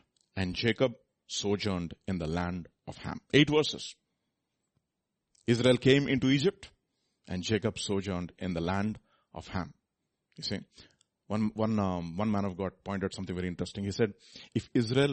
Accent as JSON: {"language": "English", "country": "India", "said": "I am from India"}